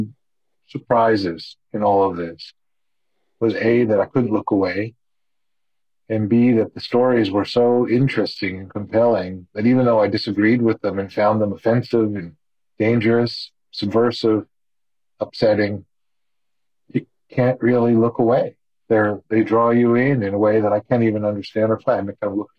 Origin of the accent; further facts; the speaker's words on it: Canada; now in United States; I grew up in Canada and I have a Canadian mom and an American father